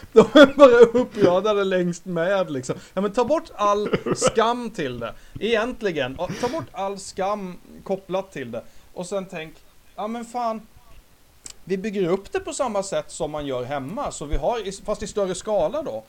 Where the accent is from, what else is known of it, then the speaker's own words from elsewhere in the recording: Sweden; Vi som svenskar